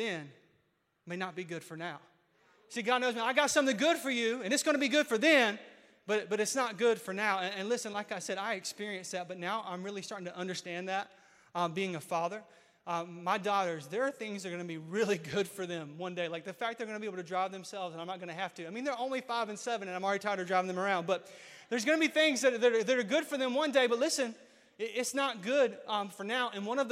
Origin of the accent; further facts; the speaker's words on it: Mount Olive, North Carolina, United States; Mount Olive brand, because that's my hometown.